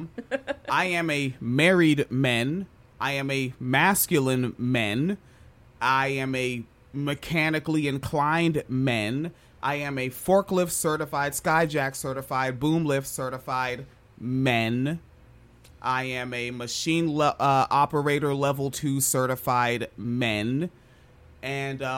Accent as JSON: {"language": "English", "country": "United States", "said": "I'm from Washington"}